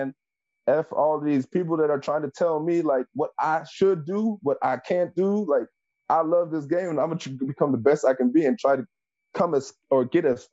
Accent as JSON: {"language": "English", "country": "Germany", "tie": "born or raised there", "said": "growing up in Germany"}